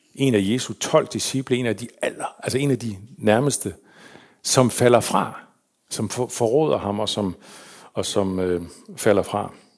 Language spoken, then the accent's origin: Danish; Hirtshals, North Denmark Region, Denmark; also born or lived in Faroe Islands / Copenhagen; var jeg vokset op i Hirtshals. De flyttede til København, og så senere til Hirtshals, så voksede jeg op